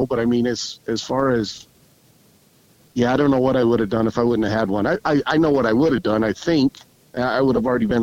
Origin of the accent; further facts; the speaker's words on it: New Mexico, United States; I grew up on the Navajo Reservation. My parents were Navajo traders